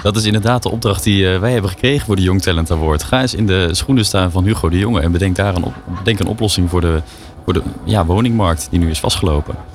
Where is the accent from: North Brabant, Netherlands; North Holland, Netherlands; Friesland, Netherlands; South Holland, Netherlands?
South Holland, Netherlands; Naaldwijk; in Naaldwijk, waar ik ben opgegroeid